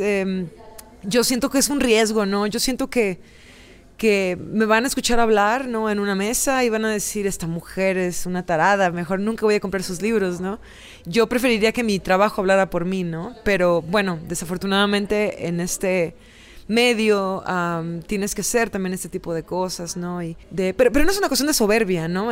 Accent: Veracruz, Mexico; la ciudad donde yo nací crecí, que se llama, es el puerto de Veracruz

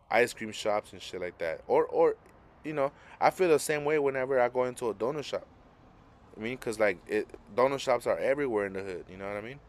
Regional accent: Los Angeles, California, United States; also born or lived in South Central, Los Angeles; I grew up in Boyle Heights

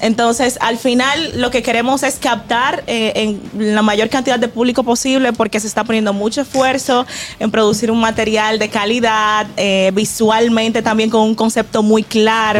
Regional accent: Villa Altagracia, San Cristóbal, Dominican Republic; moved away; Yo vengo de Villa Altagracia, de, o sea, Villa, de la tierra del negrito

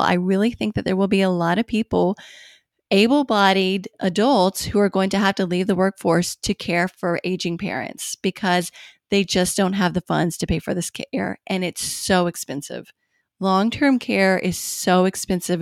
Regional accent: Bowling Green, Kentucky, United States; moved away as an adult; in Bowling Green, Kentucky, which is actually where I live now

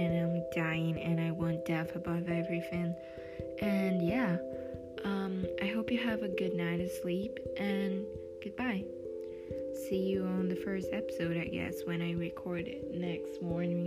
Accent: Brazil; English is a second language; I know I have a really strong accent because I'm from Brazil

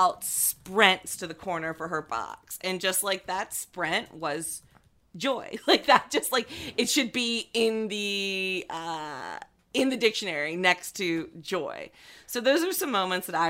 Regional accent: United States; as an American

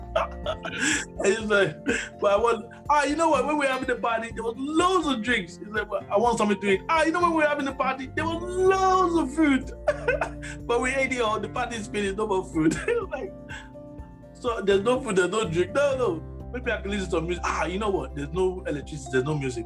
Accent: Nigeria; moved away; I was born in Nigeria

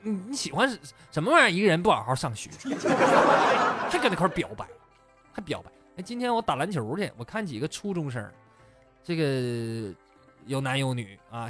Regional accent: Shenyang, Liaoning, China; 有没有在沈阳的？我发现我这真是，怎么老乡都不不爱听我节目是不？

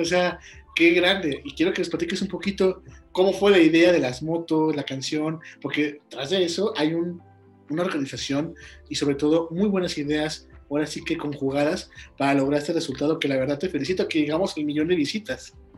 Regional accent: Guanajuato, Mexico; de donde yo soy, de Guanajuato, México

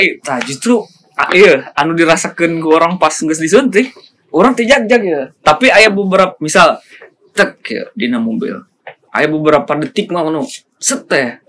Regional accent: Ciamis, West Java, Indonesia; kita baru datang banget kan dari Ciamis

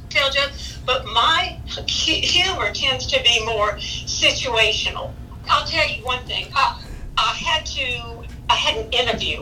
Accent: Baton Rouge, Louisiana, United States; I'm from Baton Rouge

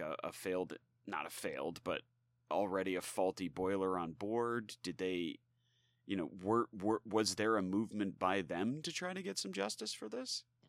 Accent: United States; we as, you know, citizens of the United States

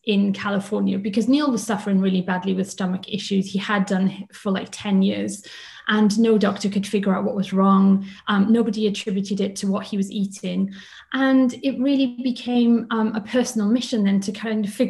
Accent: Swansea, Wales, United Kingdom; moved away as an adult; also born or lived in Cardiff / London; We are both from Wales

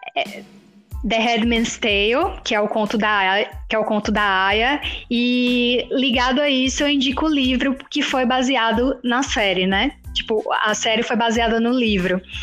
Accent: Jequié, Bahia, Brazil; eu sou de Jiquié

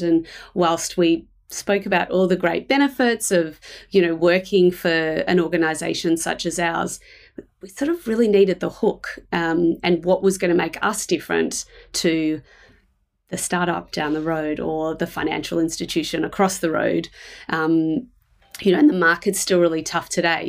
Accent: Melbourne, Victoria, Australia; I live in Melbourne. Uh, I was born here

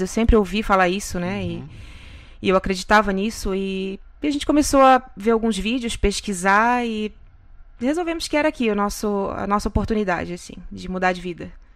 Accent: Florianópolis, Santa Catarina, Brazil; moved away as an adult; now in Kissimmee, United States; Eu vim de Floripa, Santa Catarina

